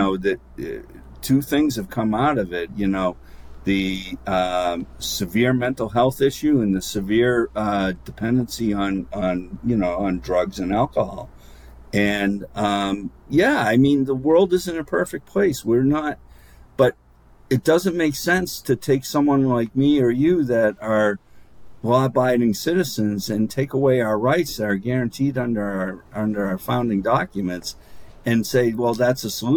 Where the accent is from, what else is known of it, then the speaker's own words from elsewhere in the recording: Laconia, New Hampshire, United States; grew up in Laconia, and Laconia was famous for its state school.